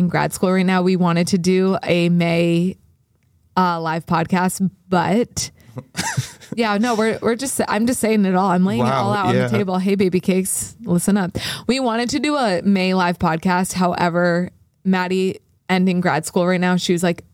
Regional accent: United States; We're American.

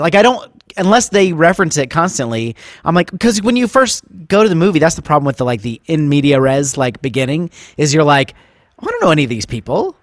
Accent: Ohio, United States; now in Nashville, United States; So I grew up in the Midwest.

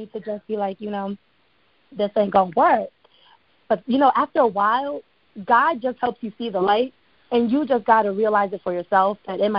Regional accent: New Jersey, United States; also born or lived in Ghana; now in Atlanta, United States; What's so interesting about me? I'm from Jersey. I currently live in Atlanta, straight from Ghana.

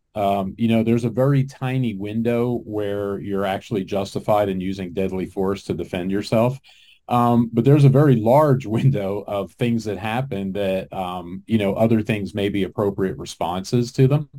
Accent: New Jersey, United States; moved away; I grew up in New Jersey, so I was just back there a couple of weeks ago visiting my mom.

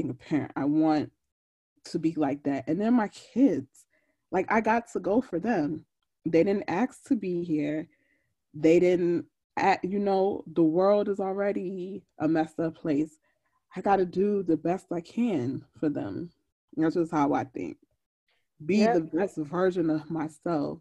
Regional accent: Jamaica; I'm Jamaican

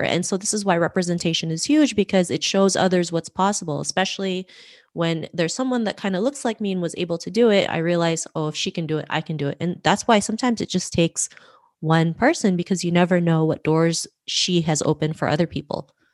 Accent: Toronto, Ontario, Canada; growing up in Toronto, Canada

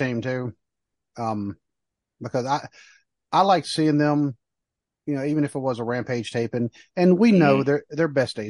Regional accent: Pinehurst, North Carolina, United States; Vince McMahon was actually born in Pinehurst, North Carolina, same place I was born, same place the Hardy Boys, Shannon Moore, a few other ones were born.

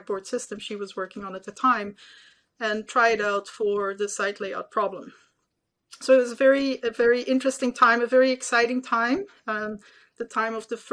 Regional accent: Belgium; moved away as an adult; now in United States; I was born and raised in Belgium

